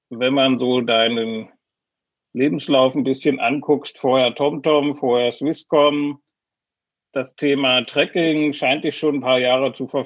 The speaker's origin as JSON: {"language": "German", "country": "Switzerland", "said": "mich ein bisschen"}